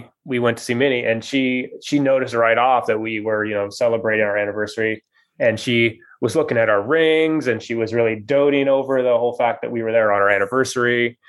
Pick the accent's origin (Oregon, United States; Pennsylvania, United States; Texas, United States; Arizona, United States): Oregon, United States; Springfield; We're from Springfield in Oregon.